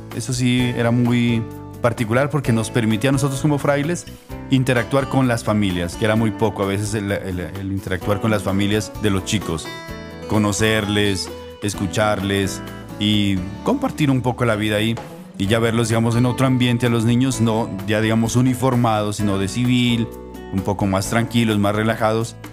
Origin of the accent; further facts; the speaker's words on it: El Tambo, Nariño, Colombia; moved away as an adult; also born or lived in Boyacá; now in Rome, Italy; yo soy de Nariño, yo soy de, de, del tambo Nariño